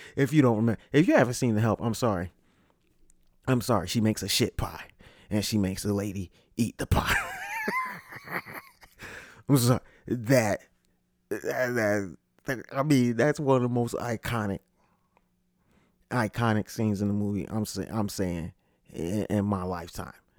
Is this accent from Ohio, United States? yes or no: no; Connecticut, United States; moved away; also born or lived in Orlando; I'm from Connecticut